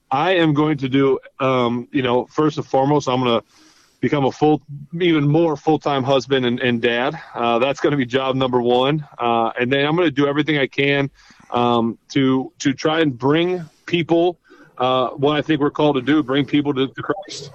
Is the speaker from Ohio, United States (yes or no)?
yes; Ohio, United States; I'm from Ohio, a couple hours like literally away. I went to school in Ohio